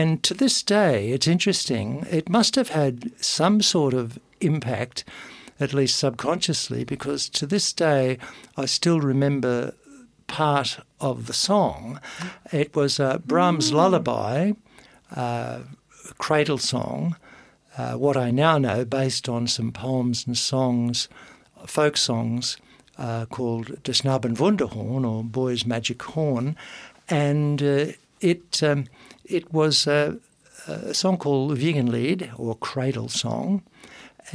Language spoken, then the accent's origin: English; Bowen, Queensland, Australia; also born or lived in Brisbane; I was from North Queensland, lived on a farm for the first 5 years of my life